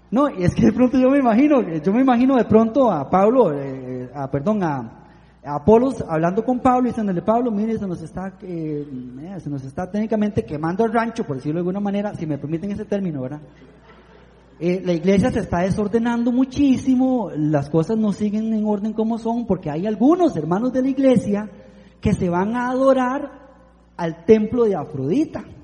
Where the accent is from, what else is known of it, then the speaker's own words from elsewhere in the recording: Piedades de Santa Ana, San José, Costa Rica; yo vengo de Piedades de Santa Ana, Piedades de Santa Ana es donde está la gente de alto nivel